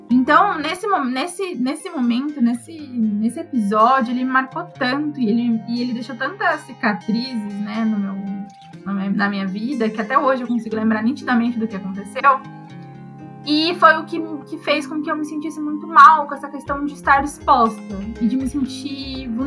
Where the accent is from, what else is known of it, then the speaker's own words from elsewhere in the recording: Sorocaba, São Paulo, Brazil; born there; also born or lived in Saquarema; eu nasci em Sorocaba. E aí eu fiquei, morei um tempo lá e minha mãe acabou se casando com um carioca e aí nós fomos morar no, em Saquarema, no Rio de Janeiro.